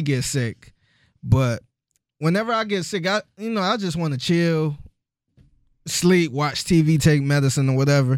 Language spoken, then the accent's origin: English; Cleveland, Ohio, United States; moved away as an adult; now in Houston, United States; I'm from Cleveland